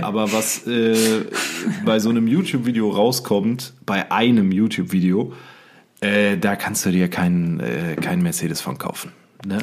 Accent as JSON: {"language": "German", "area": "Siegerland", "region": "North Rhine-Westphalia", "country": "Germany", "said": "hier bei uns im Siegerland sagt man ja zur Begrüßung auch Schur"}